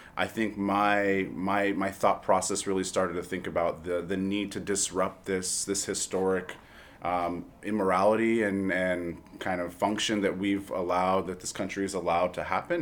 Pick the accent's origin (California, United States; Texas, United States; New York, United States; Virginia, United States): California, United States; Los Angeles; as a young person growing up in Los Angeles